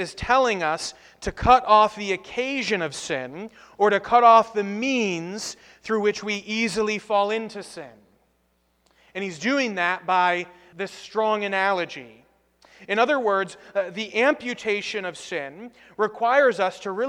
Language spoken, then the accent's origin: English; United States; As American Christians